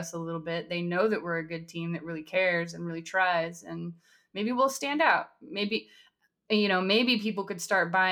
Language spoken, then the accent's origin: English; Southern California, United States; moved away as an adult; now in New York City, United States; I'm originally from Southern California. Now I'm in New York City